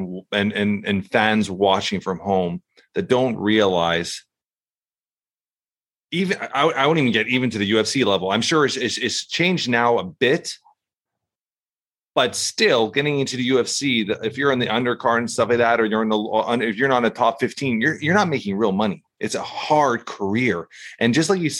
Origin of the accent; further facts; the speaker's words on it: Canada; We're from Canada here